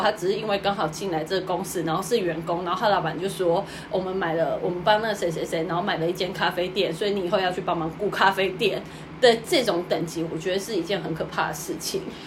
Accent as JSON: {"language": "Chinese", "country": "Taiwan", "moved": "yes", "lives_now": "Tokyo, Japan", "said": "我是台湾人"}